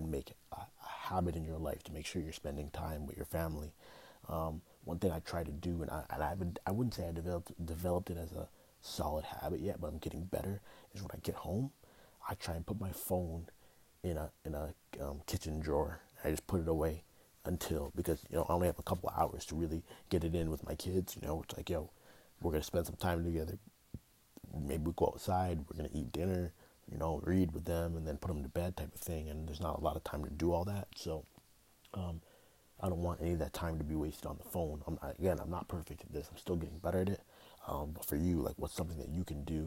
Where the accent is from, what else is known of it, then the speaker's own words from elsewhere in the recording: Toronto, Ontario, Canada; now in United States; I'm from Canada, but I live in the States, so I don't always get to go back to Toronto